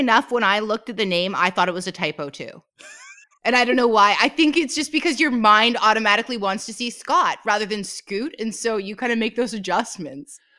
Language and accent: English; Canada; I'm Canadian, and I just said it pronouncing the T